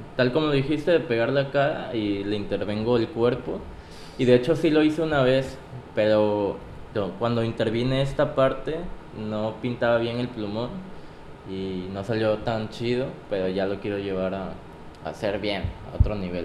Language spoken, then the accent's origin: Spanish; Acapulco, Guerrero, Mexico; soy de aquí, soy de Acapulco. Aquí empezó toda, toda mi carrera